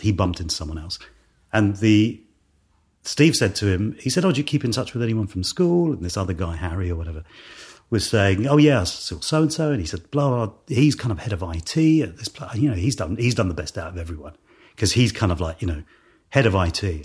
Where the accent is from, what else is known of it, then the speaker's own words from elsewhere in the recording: London, United Kingdom; also born or lived in Ealing; I was born in Ealing and then Hounslow, which is kind of, uh, uh, well, it's probably under one of the flight paths to Heathrow. Um, it's still in West London